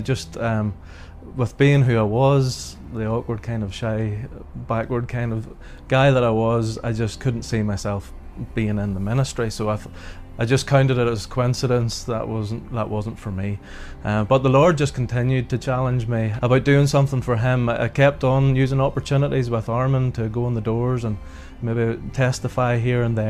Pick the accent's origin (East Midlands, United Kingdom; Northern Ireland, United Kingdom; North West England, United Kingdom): Northern Ireland, United Kingdom; Ballymoney; I was brought up in Ballymoney, and I was born into a Christian family